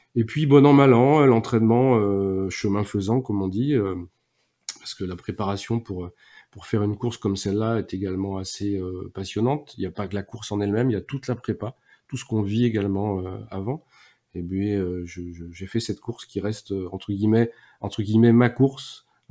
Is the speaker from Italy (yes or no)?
no; Nantes, Pays de la Loire, France; also born or lived in Toulouse area; now in Toulouse, France; je suis euh, moi aussi breton d'origine. Je sais que ça en fait rire souvent, euh, pas mal, parce que je suis breton de Nantes